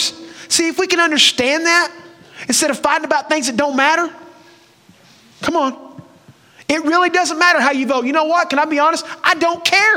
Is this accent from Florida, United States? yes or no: no; Oklahoma, United States; moved away as an adult; now in Texas, United States; I'm from Oklahoma